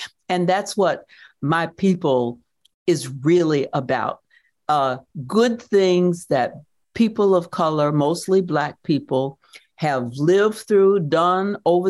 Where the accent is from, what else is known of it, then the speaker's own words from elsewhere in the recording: Due West, South Carolina, United States; born there; People used to say when I said I was born in Due West, they would say, Due West of what? But I'm putting it on the map.